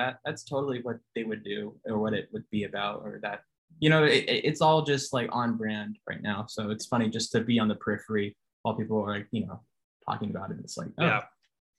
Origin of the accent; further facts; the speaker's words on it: Northern Virginia, United States; I grew up in Northern Virginia